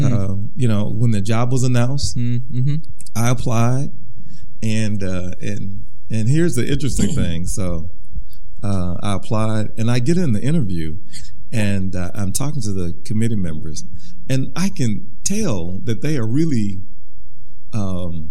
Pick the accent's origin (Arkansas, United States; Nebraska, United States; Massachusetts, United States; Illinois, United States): Arkansas, United States; Parkin; also born or lived in Wynne, Arkansas / Louisiana; now in Jackson, Tennessee, United States; I was born in Wynn, Arkansas, reared in Parkin, Arkansas